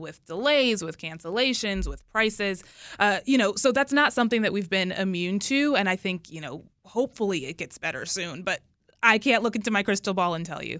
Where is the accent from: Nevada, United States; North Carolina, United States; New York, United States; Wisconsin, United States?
North Carolina, United States; Charlotte; now in Washington, United States; my hometown, Charlotte